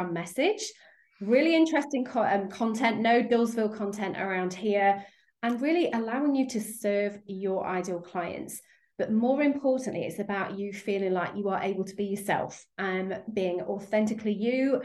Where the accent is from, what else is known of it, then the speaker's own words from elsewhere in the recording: United Kingdom; accent: British; As you can probably hear from my accent, I'm over in the UK